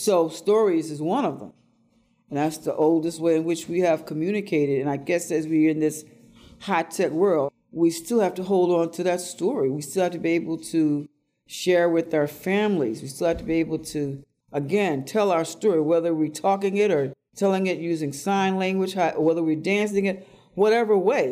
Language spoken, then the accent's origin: English; Tennessee, United States; now in Baltimore, United States; I invite people to come to the land where I was born. Come down to Tennessee and meet my family who is there. Meet the people. Meet Mama Minot. Meet the people I grew up